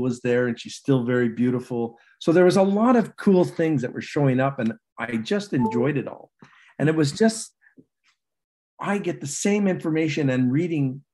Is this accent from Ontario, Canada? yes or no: no; Montreal, Quebec, Canada; where I grew up in Montreal and in Lachine in particular.